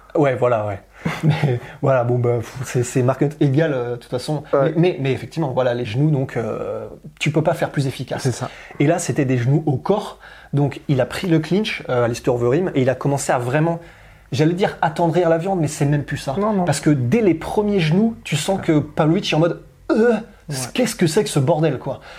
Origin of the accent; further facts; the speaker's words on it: France; on est français